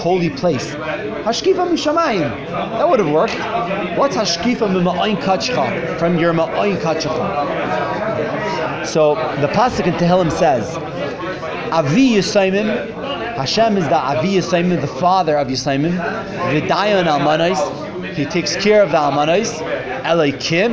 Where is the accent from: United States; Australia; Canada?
United States; New York City, New York; moved away as an adult; also born or lived in Flatbush, Brooklyn / New Jersey; now in Miami Beach, United States; From Brooklyn